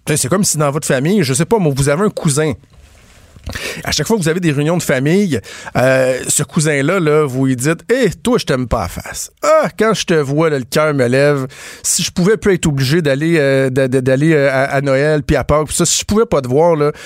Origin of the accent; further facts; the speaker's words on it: Quebec, Canada; nous, au Québec, on a dit nous ne serons plus des Canadiens français. Nous, nous sommes des Québécois